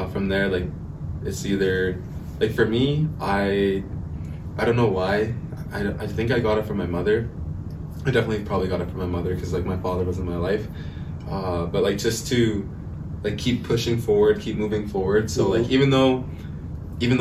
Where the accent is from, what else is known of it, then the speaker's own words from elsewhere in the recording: Saddle Lake Cree Nation, Alberta, Canada; I'm from Satellite Cree Nation.